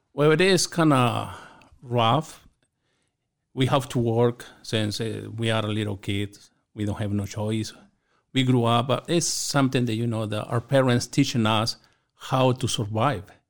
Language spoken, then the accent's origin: English; Chihuahua, Mexico; moved away; I grew up in Chihuahua, Mexico, in a small community